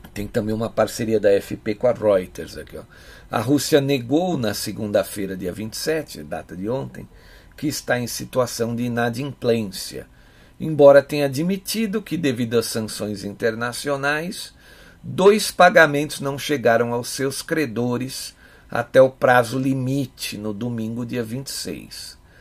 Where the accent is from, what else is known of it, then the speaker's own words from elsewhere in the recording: São Paulo, Brazil; eu sou aqui de São Paulo